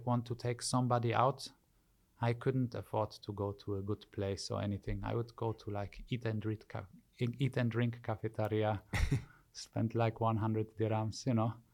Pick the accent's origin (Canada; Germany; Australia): Germany; Wittlich, Rhineland-Palatinate; moved away as an adult; also born or lived in Poland; now in Dubai, United Arab Emirates; I grew up in Germany from the age of two to 22, and then I left to Dubai